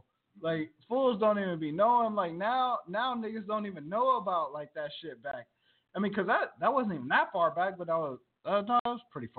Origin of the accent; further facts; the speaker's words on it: Virginia, United States; moved away as an adult; now in California, United States; I'm Asian. You know, I'm Japanese. Like, that was, like, because growing up in Virginia